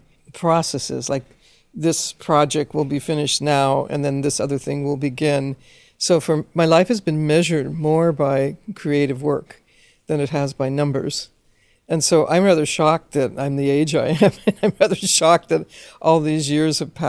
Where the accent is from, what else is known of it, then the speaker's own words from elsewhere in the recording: Los Angeles, California, United States; as a Chicana growing up in Los Angeles